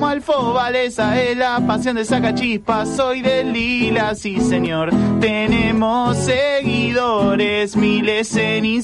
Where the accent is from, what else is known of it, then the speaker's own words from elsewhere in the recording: Villa Soldati, Buenos Aires, Argentina; born there; Yo nací en Villa Soldati, soy de lila y peronista.